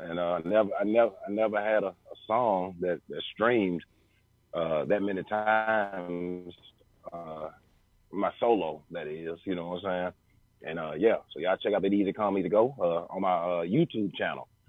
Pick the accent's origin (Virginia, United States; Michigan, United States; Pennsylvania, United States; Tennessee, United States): Tennessee, United States; Memphis; also born or lived in Frayser, Memphis / Raleigh, Memphis; I come from Raleigh, man. You know, so I grew up, you know, in North Memphis.